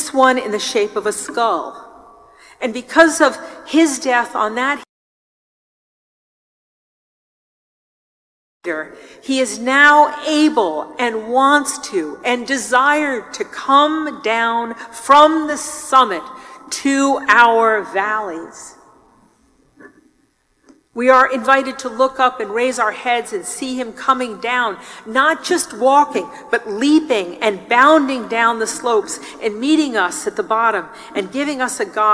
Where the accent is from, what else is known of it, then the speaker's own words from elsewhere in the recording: New York, United States; I'm from New York